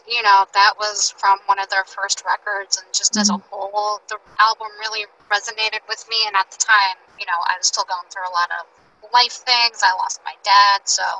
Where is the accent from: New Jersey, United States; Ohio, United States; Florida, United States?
New Jersey, United States; I'm from New Jersey.